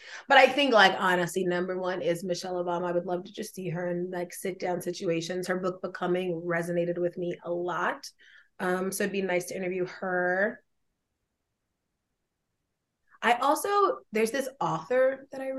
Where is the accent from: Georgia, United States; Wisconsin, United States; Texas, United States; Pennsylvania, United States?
Georgia, United States; I'm from Georgia